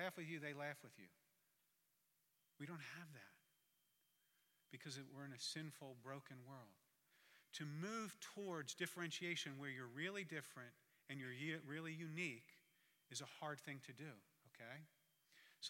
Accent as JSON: {"language": "English", "area": "Jersey Shore", "region": "New Jersey", "country": "United States", "said": "I'm from the Jersey Shore, but not the one you've seen on MTV"}